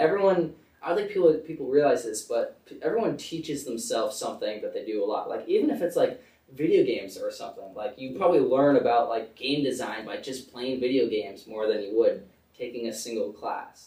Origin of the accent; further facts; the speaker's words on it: Connecticut, United States; moved away; also born or lived in Bethlehem, Pennsylvania; I live in Connecticut. We usually tell people I'm from New York because like we're right sort of on the border